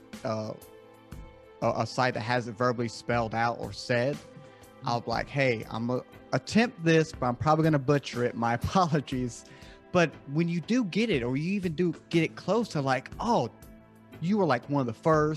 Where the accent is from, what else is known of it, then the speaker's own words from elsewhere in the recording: the South, United States; I'm born and raised in the South here in the States. I live in South Carolina